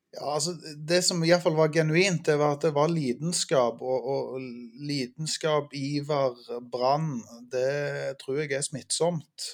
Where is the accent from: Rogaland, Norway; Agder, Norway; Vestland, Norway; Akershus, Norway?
Rogaland, Norway; Ålgård; Jeg eh, vokste opp på Ålgård